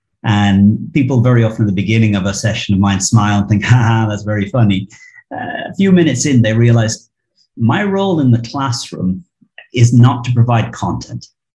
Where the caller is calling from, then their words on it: Barcelona, Catalonia, Spain; I'm here in Barcelona.